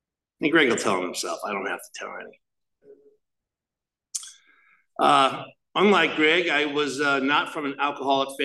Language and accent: English; Chatham, New Jersey, United States; I grew up in Chatham, New Jersey.